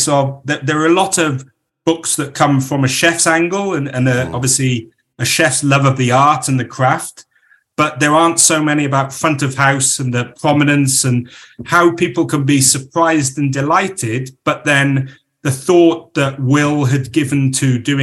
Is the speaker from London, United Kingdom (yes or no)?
no; Crickhowell, Wales, United Kingdom